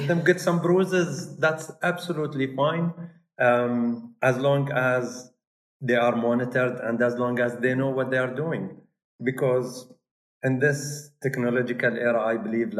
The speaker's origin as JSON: {"language": "English", "town": "Al Ain", "region": "Abu Dhabi", "country": "United Arab Emirates", "tie": "born or raised there", "said": "I was born in Al Ain. I'm from Al Ain."}